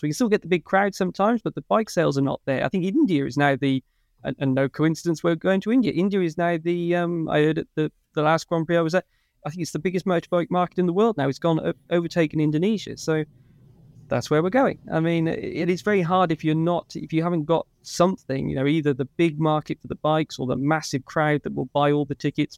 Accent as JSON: {"language": "English", "area": "Ulster", "region": "Northern Ireland", "country": "United Kingdom", "accent": "Northern Irish"}